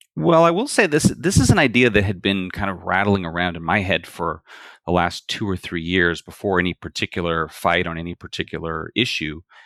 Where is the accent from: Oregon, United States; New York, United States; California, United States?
California, United States; Bakersfield; I'm from Bakersfield, California